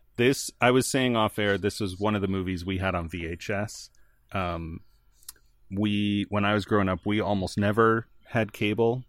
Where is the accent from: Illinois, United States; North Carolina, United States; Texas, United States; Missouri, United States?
Illinois, United States; outside Chicago; I grew up outside Chicago